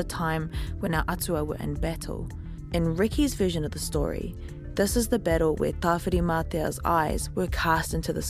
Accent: Waimana, Bay of Plenty, New Zealand; moved away; This is Waimana, my home, the centre of my world. This is the place that brings me peace. My sister lives here still, just down the road from where I grew up.

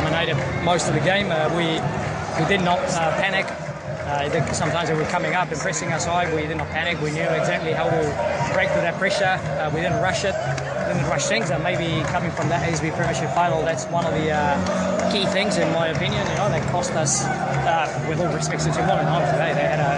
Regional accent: New Zealand; and I think finally we've proved in a final that, you know, even we're from New Zealand, we can play.

